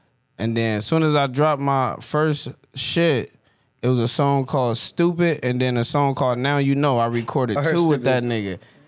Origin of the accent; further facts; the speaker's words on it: West Coast, United States; I could rap on any beat, but it's like, bro, I'm from the West Coast. Like, this is what we own